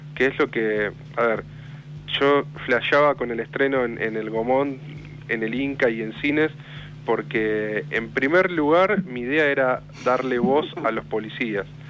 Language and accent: Spanish; Villa Insuperable, Buenos Aires Province, Argentina; yo soy de Villa Insuperable, la, matanza pegado a Lomas, Loma del Mirador